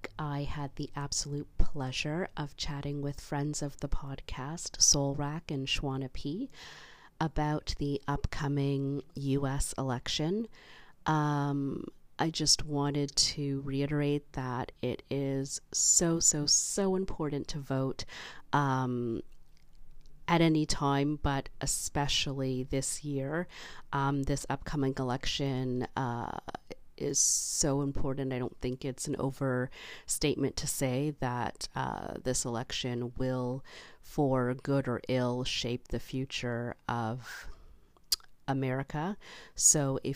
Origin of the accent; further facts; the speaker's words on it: Canada; as a Canadian